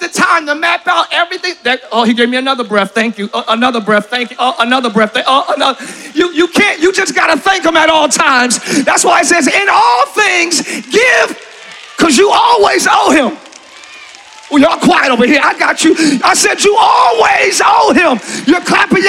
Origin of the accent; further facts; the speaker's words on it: Camden, New Jersey, United States; now in Orlando, United States; Even as a child, I grew up in Camden, New Jersey, very rough neighborhood